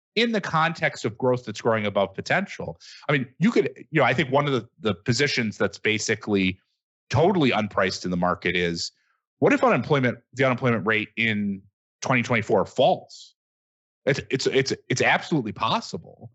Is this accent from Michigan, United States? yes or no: yes; Michigan, United States; I, I come from Michigan